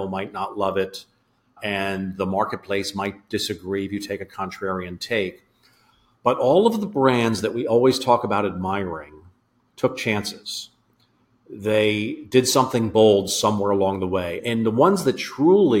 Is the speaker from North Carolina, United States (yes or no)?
no; Philadelphia, Pennsylvania, United States; So I'm in Philadelphia. I grew up around Philadelphia